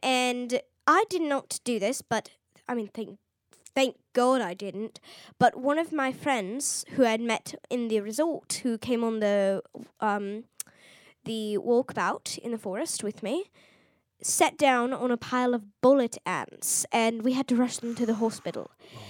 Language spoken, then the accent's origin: English; South East England, United Kingdom; I'm from Oxfordshire, and we don't exactly get fire ants there.